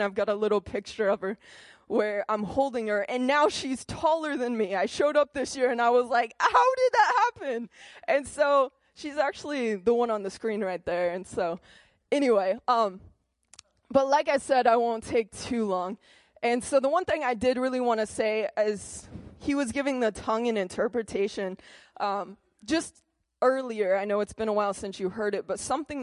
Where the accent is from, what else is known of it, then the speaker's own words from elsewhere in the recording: Lamar, United States; I'm, like, 14 years old. I'm from Lamar